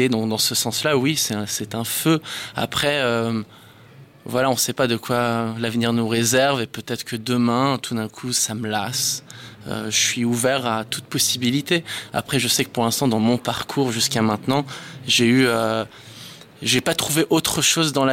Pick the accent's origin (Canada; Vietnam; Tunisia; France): France; also born or lived in Israel; suis français d'origine israélienne. J'ai grandi en Israël et en France. Et euh, j'ai pas mal bougé dans ma vie, donc euh, je ne sais pas exactement d'où je viens